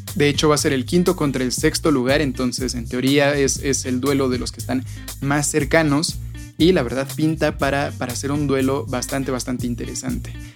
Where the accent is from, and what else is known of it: Mexico